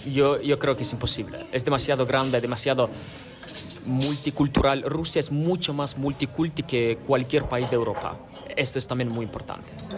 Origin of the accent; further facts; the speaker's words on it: a village near Kyiv, Kyiv Oblast, Ukraine; moved away; Mi familia escapa de Kiev, de un pueblo cerca de Kiev, porque era muy militarizado, muy estratégico y cinco horas más tarde ya eh, vinieron las primeras paratropas rusas en mi pueblo